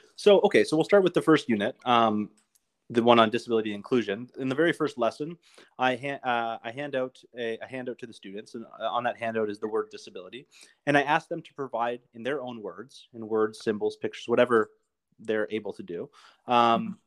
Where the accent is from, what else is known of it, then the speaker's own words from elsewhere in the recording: Canada; I'm from Canada